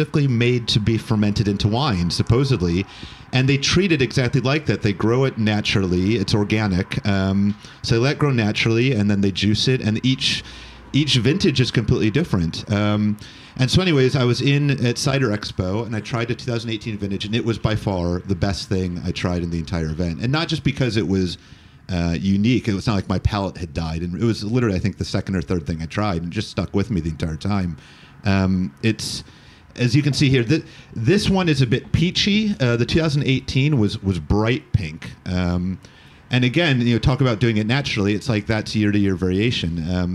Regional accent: United States; moved away as an adult; now in United Kingdom; being American

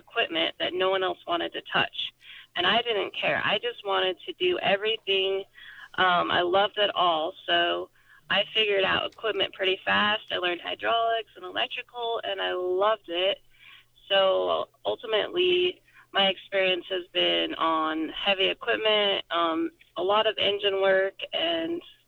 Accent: Nephi, Utah, United States; So I grew up in a small town on a ranch in Nephi, Utah.

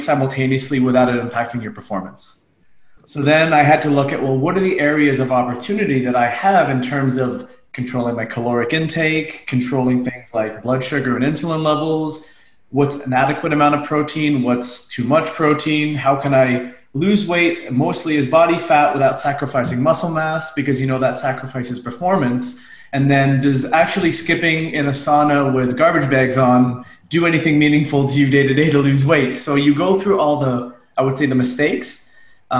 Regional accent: Unionville, Ontario, Canada; I'm a suburban kid. I grew up in Unionville, Ontario, about 30 minutes outside Toronto.

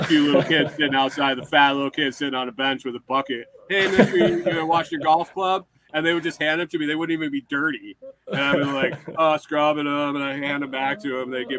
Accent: Corning, New York, United States; moved away; I grew up in Western New York, like I said, near Corning, New York, where like Corning Glass, Corning Incorporated.

